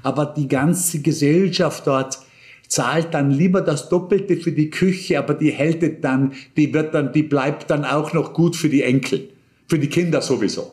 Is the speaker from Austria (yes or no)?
yes; Bregenz, Vorarlberg, Austria; in Bregenz nicht viel anders, äh, wo ich aufgewachsen bin